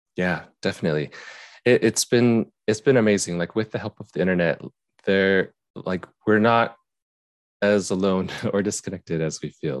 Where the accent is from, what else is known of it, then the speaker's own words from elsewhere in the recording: Utah, United States; I grew up in Utah